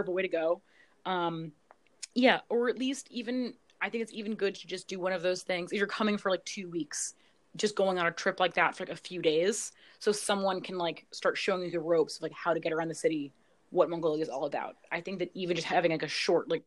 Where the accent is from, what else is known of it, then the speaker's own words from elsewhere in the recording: United States; especially being an American